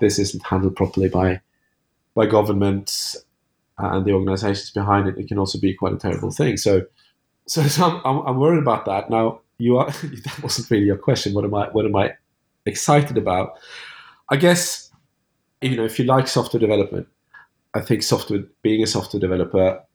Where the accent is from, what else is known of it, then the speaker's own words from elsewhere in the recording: Norway; moved away; also born or lived in France; I'm from Norway originally.